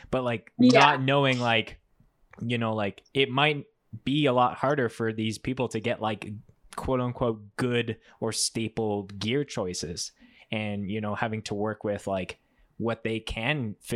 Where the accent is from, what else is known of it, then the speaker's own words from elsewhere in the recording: Winnipeg, Manitoba, Canada; now in Calgary, Canada; I'm originally from Winnipeg